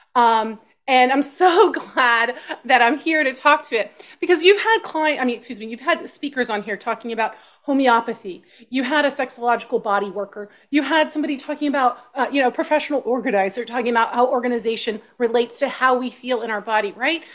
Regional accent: Austin, Texas, United States; I grew up in Texas

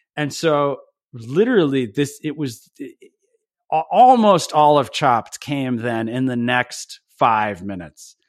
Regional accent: Belvidere, New Jersey, United States; I grew up, uh, at the very, very edge of Jersey, we used to say the way to get to Belvedere is you would pass

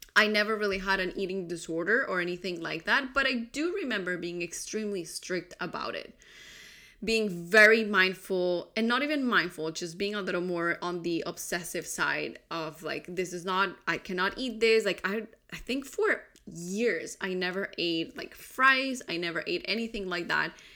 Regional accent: Colombia; I grew up in Colombia

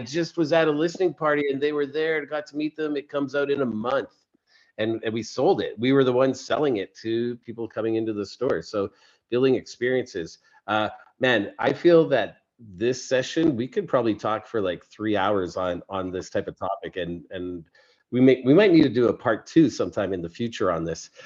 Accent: Canada; I'm Canadian

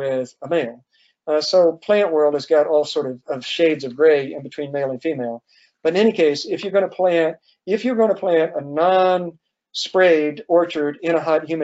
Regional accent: Georgia, United States; now in Virginia, United States; I grew up in the South, in Georgia

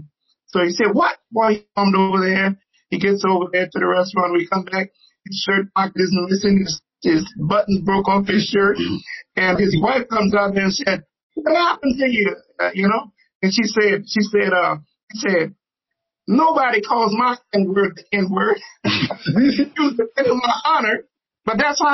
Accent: the Jim Crow South, United States; I grew up in the Jim Crow South

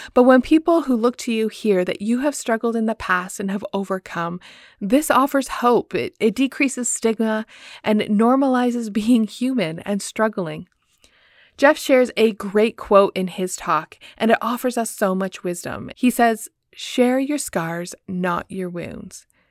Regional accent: Woodstock, Ontario, Canada; Movement Church in my hometown, Woodstock, Ontario.

